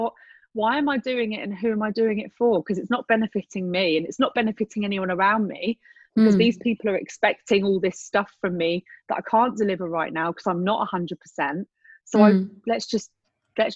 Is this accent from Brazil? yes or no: no; England, United Kingdom; I grew up in England in a small town